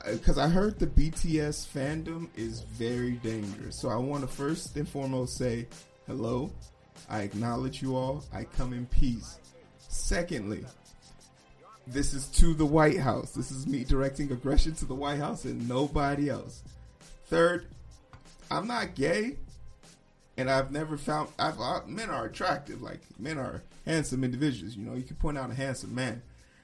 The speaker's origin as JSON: {"language": "English", "country": "United States", "said": "I'm an American, so I only know one or two languages"}